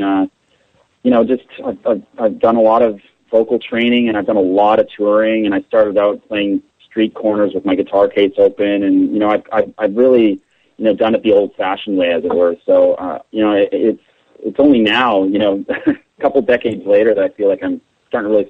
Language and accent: English; Canada; I'm from Canada